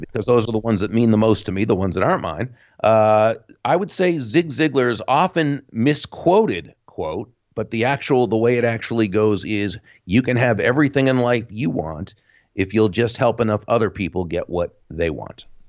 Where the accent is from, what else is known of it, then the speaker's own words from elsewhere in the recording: Jupiter, Florida, United States; my hometown of Jupiter, Florida